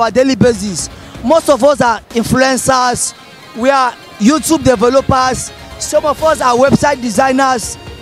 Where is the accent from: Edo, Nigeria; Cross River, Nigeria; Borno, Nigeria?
Borno, Nigeria; now in Lagos, Nigeria; I am from Borno State. I have seen a lot from the Boko Haram attacks since 2009. I moved to Lagos so that I can be saved.